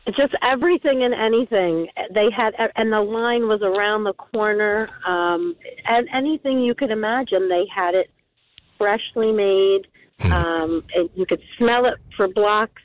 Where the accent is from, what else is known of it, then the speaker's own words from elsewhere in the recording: New Jersey, United States; We're from North Jersey